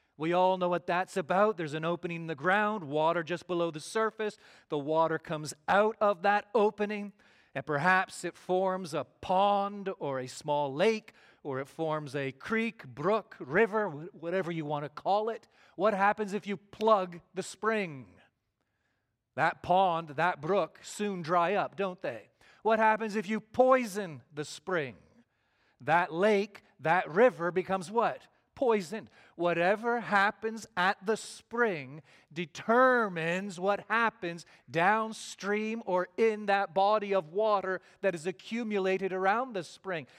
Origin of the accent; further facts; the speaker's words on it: Canada; moved away as an adult; also born or lived in Glen Rose, Texas / Toronto area; now in Granbury, United States; we went back home to Canada